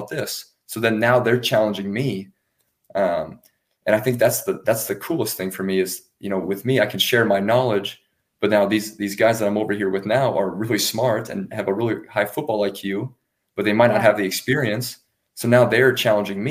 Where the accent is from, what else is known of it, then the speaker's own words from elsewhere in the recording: United States; moved away; myself and Reese, the American imports on offense